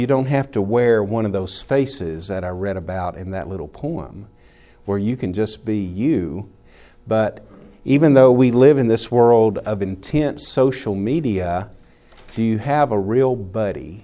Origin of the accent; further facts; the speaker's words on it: the South, United States; Growing up in the South has affected me, you know, to be a Southern gentleman